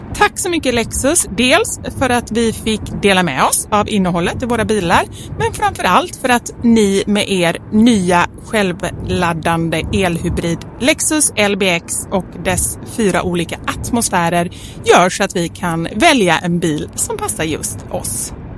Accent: Gothenburg, Västra Götaland, Sweden; jag är också från Göteborg

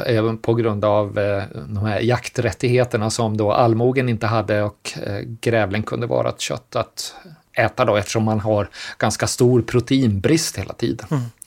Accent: Sweden; som svenskar

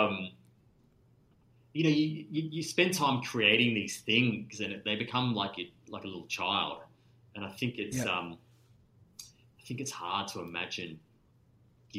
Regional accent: Adelaide, South Australia, Australia; I grew up in Adelaide

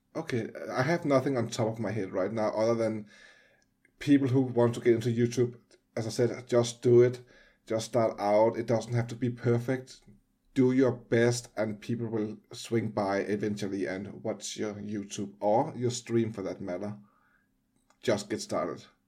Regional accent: Denmark; I'm from Denmark

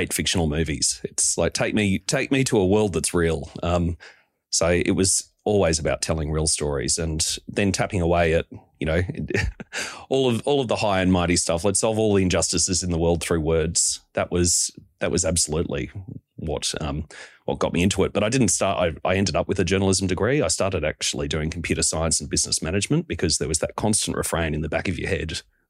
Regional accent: Monto, Queensland, Australia; now in Sydney, Australia; I've lived in Sydney more than half my life now, but still very much a Queenslander.

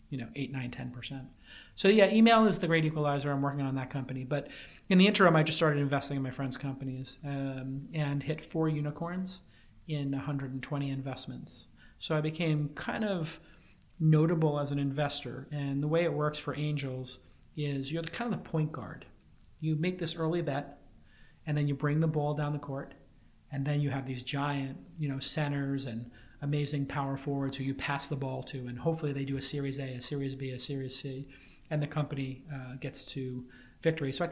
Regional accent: New York City, New York, United States; now in San Francisco, United States; I'm from New York. Grew up in Brooklyn.

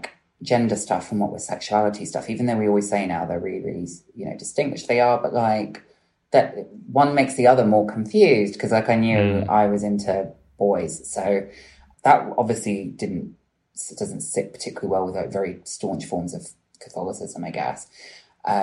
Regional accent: Bristol, South West England, United Kingdom; I grew up in Bristol

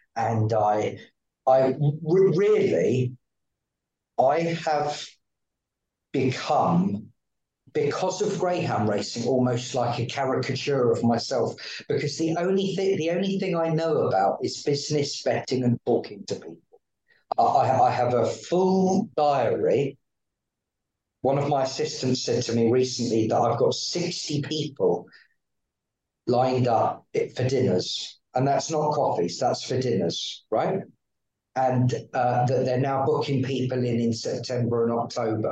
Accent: Sussex, South East England, United Kingdom; I grew up in Sussex.

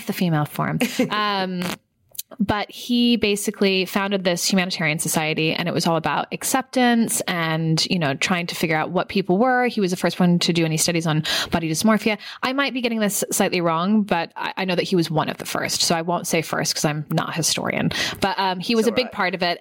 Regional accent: San Francisco, California, United States; moved away; I'm from San Francisco

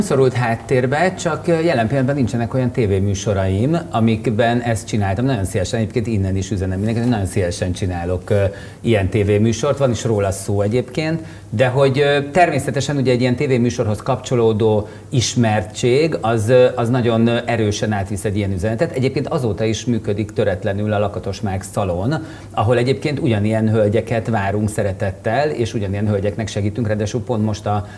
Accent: Budapest, Hungary; itt Óbudán nőttem föl. Óbudai panel gyerek vagyok.

